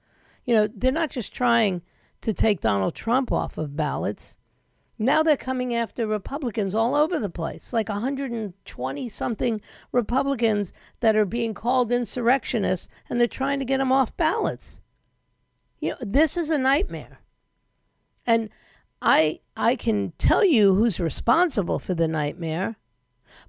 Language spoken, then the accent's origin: English; Yonkers, New York, United States; my hometown